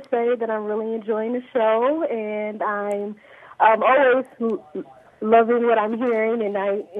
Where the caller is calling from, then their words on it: Southfield, Michigan, United States; I'm calling from Southfield, Michigan.